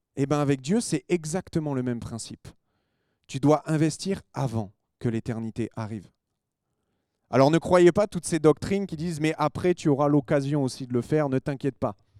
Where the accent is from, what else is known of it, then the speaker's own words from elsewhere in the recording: France; on est des Français